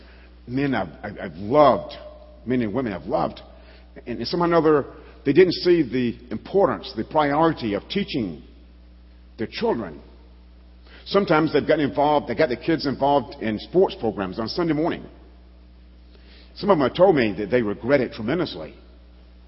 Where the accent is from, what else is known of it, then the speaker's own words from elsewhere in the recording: Alabama, United States; I grew up in Alabama, Bible Belt